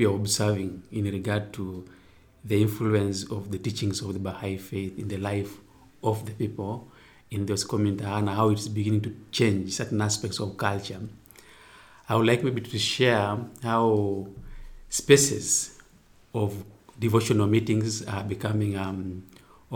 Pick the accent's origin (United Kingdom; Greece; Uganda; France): Uganda; I come from Uganda.